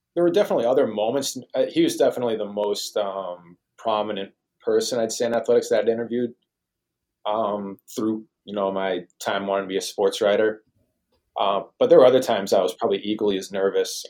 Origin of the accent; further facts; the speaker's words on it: Boston, Massachusetts, United States; moved away; I'm from the Boston oh. area